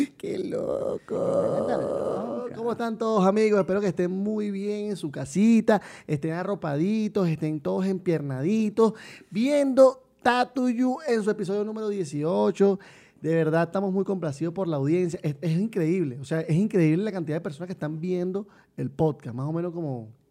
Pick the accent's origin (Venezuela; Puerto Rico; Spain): Venezuela; moved away as an adult; also born or lived in Colombia / Mexico; somos venezolanos